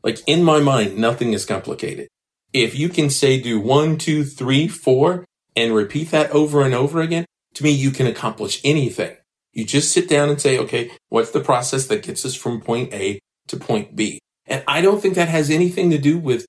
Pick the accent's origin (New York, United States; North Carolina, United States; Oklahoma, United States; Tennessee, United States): Tennessee, United States; Memphis; I grew up in the Orange Mound community